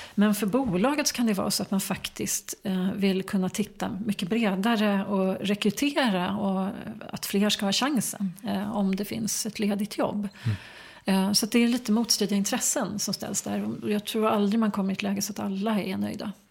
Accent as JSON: {"language": "Swedish", "town": "Enebyberg", "region": "Stockholm County", "country": "Sweden", "tie": "born or raised there", "also_born_or_lived": "United States", "said": "jag växte upp eh, strax norr om Stockholm, mm. i Enbyberg"}